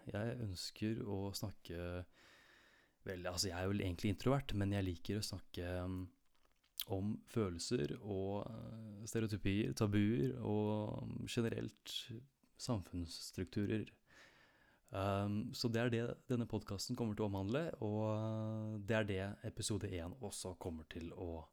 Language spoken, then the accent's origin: Norwegian; Nordre Follo, Viken, Norway; Jeg kommer fra Nordre Follo i eh, Viken storkommune, like sydøst for Oslo